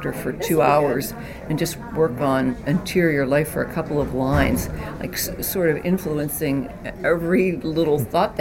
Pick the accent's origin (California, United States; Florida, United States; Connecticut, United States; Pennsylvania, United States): Pennsylvania, United States; Johnstown; I'm from Johnstown, Pennsylvania, and I had never been further away than Pittsburgh to go to school